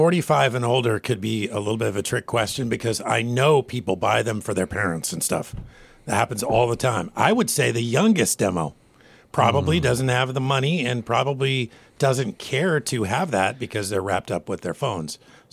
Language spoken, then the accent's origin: English; Washington, United States; I'm from Washington